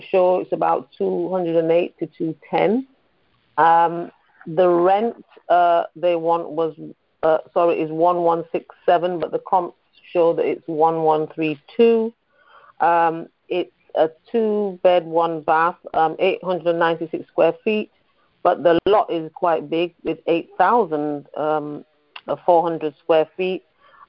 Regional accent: United Kingdom; From the U.K.

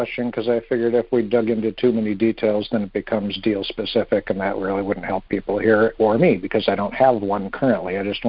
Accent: Wisconsin, United States; now in Fort Myers, United States; I am from Wisconsin, but I'm currently in Fort Myers, Florida.

